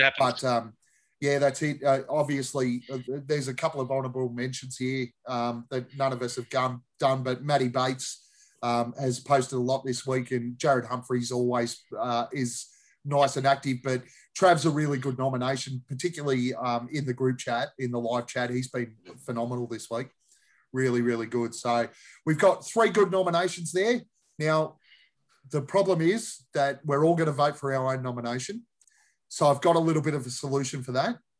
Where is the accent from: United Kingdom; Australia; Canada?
Australia; We're Aussies.